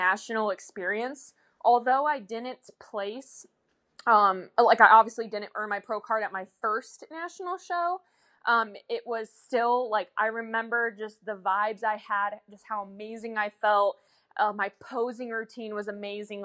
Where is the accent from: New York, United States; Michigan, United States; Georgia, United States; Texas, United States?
Michigan, United States; now in Florida, United States; I am originally from Michigan.